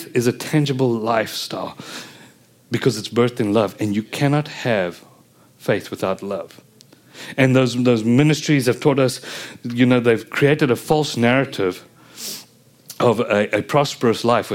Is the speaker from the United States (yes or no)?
no; South Africa; being South African